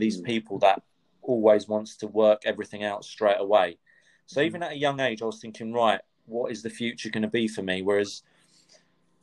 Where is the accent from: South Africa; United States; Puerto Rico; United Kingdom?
United Kingdom; London; also born or lived in Cyprus; Growing up in North London, I suppose went to school in North London